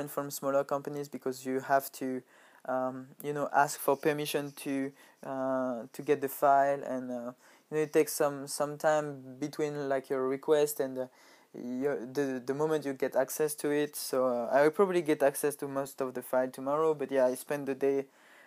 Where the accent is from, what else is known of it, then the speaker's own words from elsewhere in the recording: France; moved away as an adult; now in Japan; a Nike factory next to my hometown